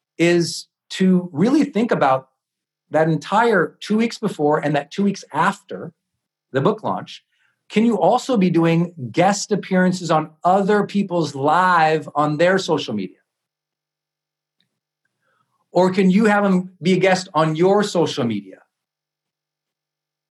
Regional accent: Montana, United States; I'm a kid from Montana, and I grew up in the part of town

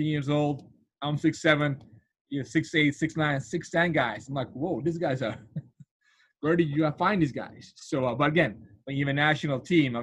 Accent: Turkey; moved away as an adult; now in Providence, United States; I'm from Turkey originally, but I've been in U.S. for

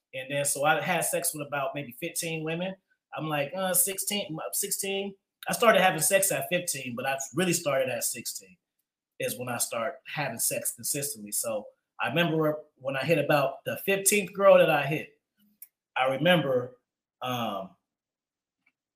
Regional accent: Oakland, California, United States; I grew up in Oakland on the track

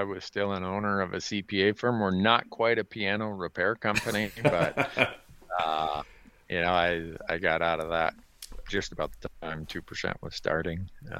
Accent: Big Falls, Minnesota, United States; here's some snotty-nosed punk growing up in Big Falls, Minnesota, like I was

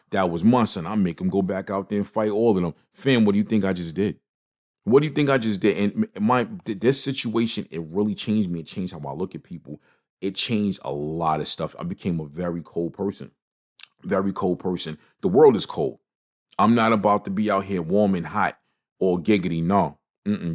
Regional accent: New York City, New York, United States; growing up in Brooklyn

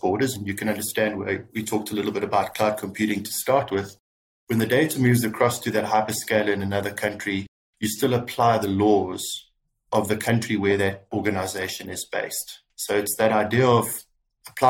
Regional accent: South Africa; moved away as an adult; also born or lived in United Kingdom; now in Dubai, United Arab Emirates; I'm originally, well, I am South African, born and bred.

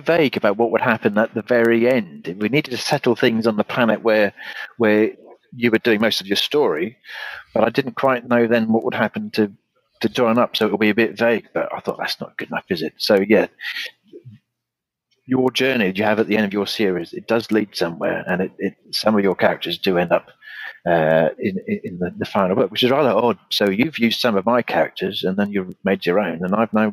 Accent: United Kingdom; my hometown, where the Celtic Queen Boudica burnt the place to the ground

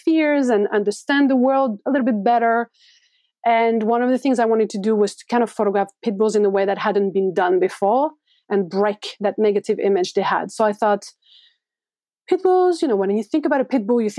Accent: France; moved away as an adult; now in New York, United States; growing up in France

